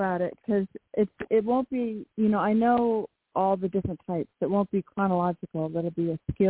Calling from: Washington, United States; in Washington State.

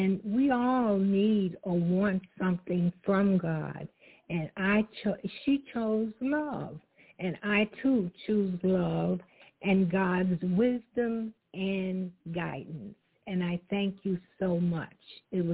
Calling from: Fayetteville, North Carolina, United States; I'm calling from Fayetteville, North Carolina.

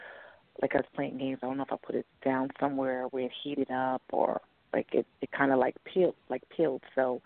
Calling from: New York, United States; I'm calling from New York.

